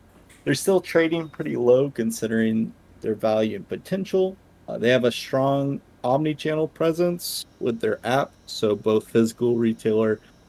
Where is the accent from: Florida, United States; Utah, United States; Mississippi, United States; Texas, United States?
Texas, United States; growing up being a Texan.